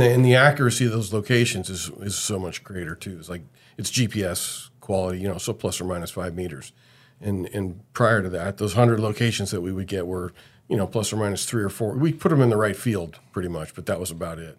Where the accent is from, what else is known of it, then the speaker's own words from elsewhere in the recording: Bay Area, California, United States; I grew up in the Bay Area